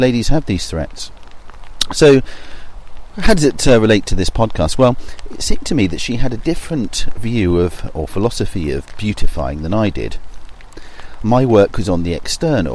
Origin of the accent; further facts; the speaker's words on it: south coast of England, United Kingdom; my hometown on the south coast of England